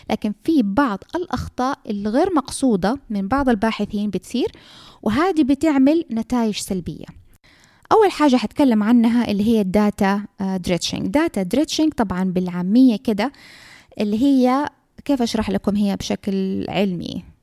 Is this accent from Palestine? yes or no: no; Saudi Arabia; حتى عندنا في السعوديه لو اف دي اي ما وافقت معناها الدواء هذا احنا ما حنستعمله